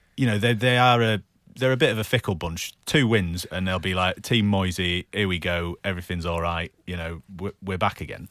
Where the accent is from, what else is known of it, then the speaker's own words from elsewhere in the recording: Manchester, North West England, United Kingdom; growing up in Manchester